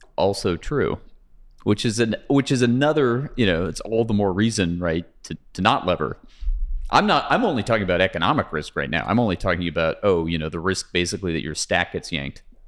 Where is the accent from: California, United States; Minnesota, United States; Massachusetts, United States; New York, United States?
California, United States; Pasadena; I grew up in Pasadena, okay, which is fifteen miles from here